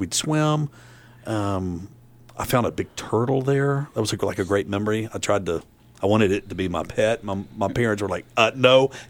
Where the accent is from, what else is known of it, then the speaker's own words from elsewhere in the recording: Chattanooga, Tennessee, United States; I grew up in East Brainerd.